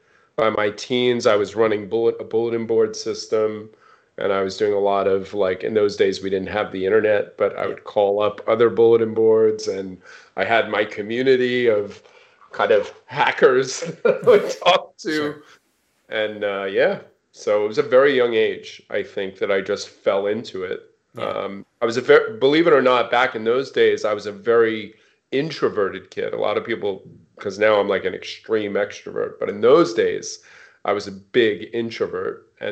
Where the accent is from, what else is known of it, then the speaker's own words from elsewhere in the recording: East Coast, United States; also born or lived in Seattle / Bay Area; I grew up on the East Coast. I lived in Seattle for 17 years, and we recently moved to the Bay Area, which is actually a return for me because I was in the Bay Area for 5 years before moving to Seattle.